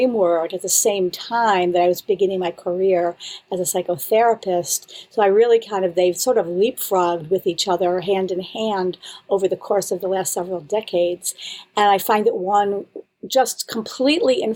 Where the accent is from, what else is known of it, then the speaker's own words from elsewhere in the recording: Buffalo, New York, United States; moved away as an adult; also born or lived in Israel; now in Boston, United States; I'm from Buffalo, New York, originally.